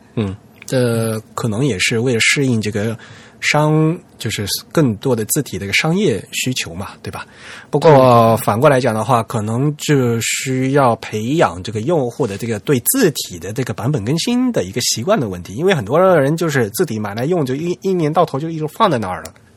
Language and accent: Chinese; southern China, China; 只有我们老家有，就是南方才有这东西